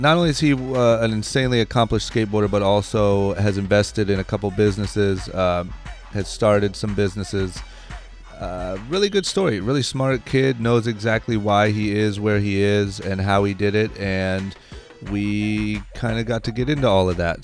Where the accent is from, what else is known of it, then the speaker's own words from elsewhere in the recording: Akron, Ohio, United States; now in California, United States; when I was growing up, I'm from Akron, Ohio